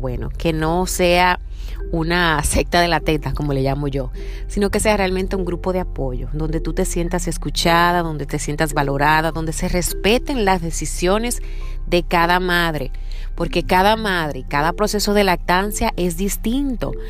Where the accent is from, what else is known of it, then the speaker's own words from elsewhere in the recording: Dominican Republic; now in Seattle, United States; Soy dominicana y vivo en Seattle